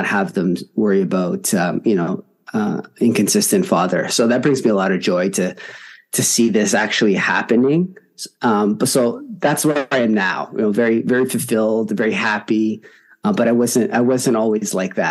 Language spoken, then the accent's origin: English; Toronto, Ontario, Canada; I'm from Toronto, Canada